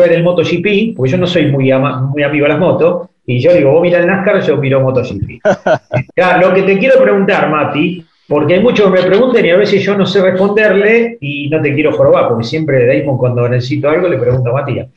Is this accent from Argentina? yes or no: yes; Buenos Aires, Argentina; vivo dos cuadras de la cancha de Nueva Chicago